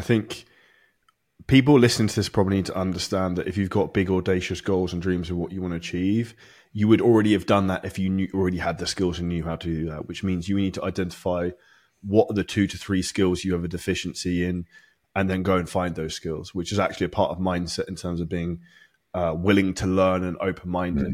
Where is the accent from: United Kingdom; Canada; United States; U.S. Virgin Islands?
United Kingdom; I'm British